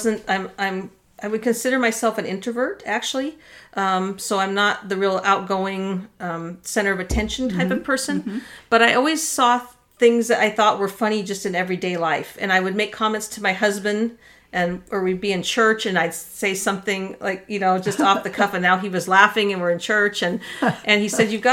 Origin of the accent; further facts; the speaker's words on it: Dana Point, California, United States; I grew up in Orange County, Dana Point area, spent most of my life there